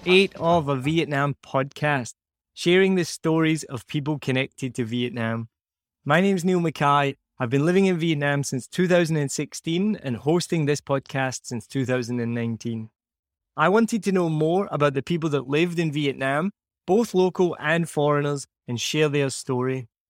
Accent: Scotland, United Kingdom; Now, the other warning here is that we are both Scottish and we can't add subtitles on the podcast. There will be subtitles on YouTube. I tend to get more and more Scottish as I talk to someone from Scotland.

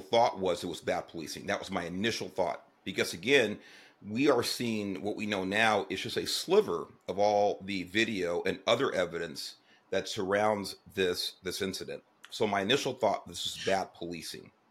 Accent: Los Angeles, California, United States; I grew up in Southeast Los Angeles

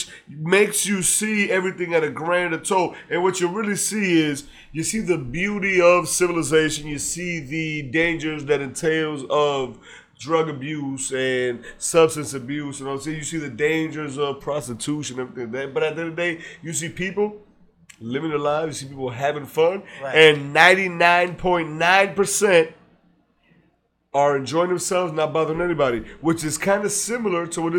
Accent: Hazleton, Pennsylvania, United States; I'm from Hazleton

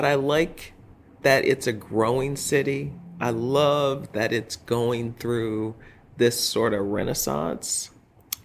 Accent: southern New Hampshire, United States; also born or lived in North Texas / Boston, Massachusetts / New York City; now in Worcester, United States; I was born in North Texas. I grew up in southern New Hampshire

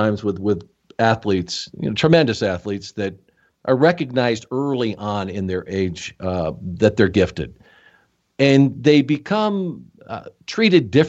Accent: Rochester, New York, United States; I was born in Rochester, not too far away from there

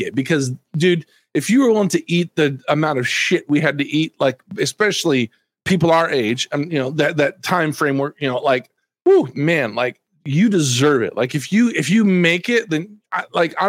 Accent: Texas, United States; also born or lived in Dallas-Fort Worth, Texas / New Orleans, Louisiana; I'm from Texas. Especially at the time I lived in the Dallas-Fort Worth area, you know, Dallas, Texas

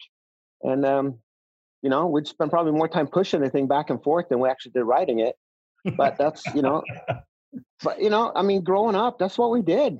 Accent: just outside of Stockholm, Stockholm County, Sweden; also born or lived in Northern California / Southern California; now in United States; I was born and raised in just outside of Stockholm.

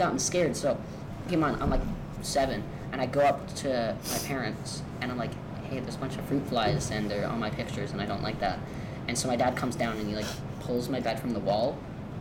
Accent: Vancouver, British Columbia, Canada; also born or lived in Ireland; I wasn't born in Vancouver, I wasn't born here. I moved here from Ireland

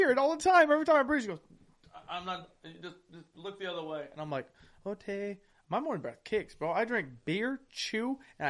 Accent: Alabama, United States; We're from Bama, dog.

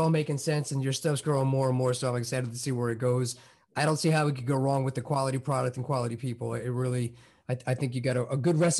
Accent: New York, United States; now in Illinois, United States; But I'm from New York, and I got my black belt under Matt Serra

